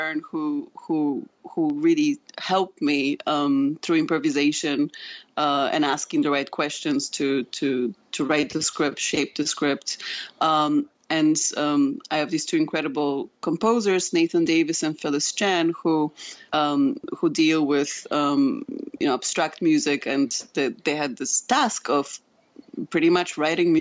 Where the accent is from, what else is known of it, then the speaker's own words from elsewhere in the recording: Poland; moved away; I'm originally from Poland.